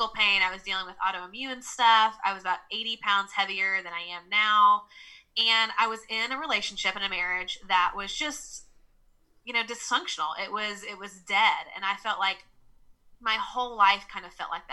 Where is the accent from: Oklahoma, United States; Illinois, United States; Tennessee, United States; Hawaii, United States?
Tennessee, United States; Nashville; accent: Southern; I'm from the South, so I'm from Nashville, Tennessee. So you'll hear me say y'all, and you'll hear my Southern accent.